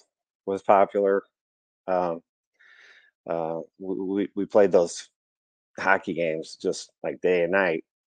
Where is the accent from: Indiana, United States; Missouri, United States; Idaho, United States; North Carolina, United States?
Missouri, United States; St. Louis; I grew up in St. Louis